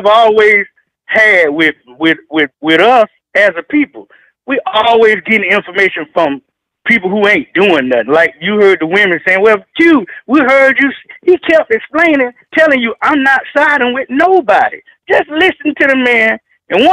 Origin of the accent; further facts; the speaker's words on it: Augusta, Georgia, United States; now in Pinehurst, United States; I'm calling from Pinehurst, North Carolina, originally from Augusta, Georgia.